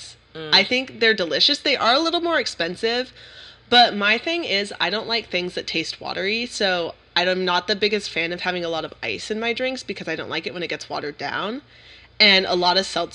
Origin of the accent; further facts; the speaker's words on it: California, United States; we're from California